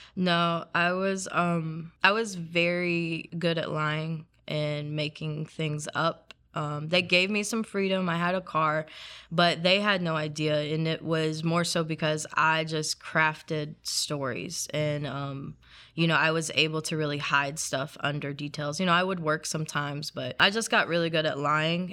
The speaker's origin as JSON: {"language": "English", "region": "South Carolina", "country": "United States", "tie": "born or raised there", "said": "I grew up in South Carolina, so it's part of the Bible Belt"}